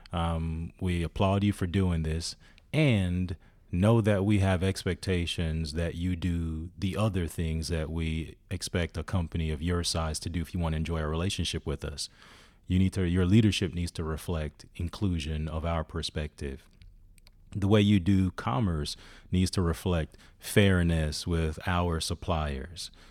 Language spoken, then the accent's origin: English; Jamaica; I'm from Jamaica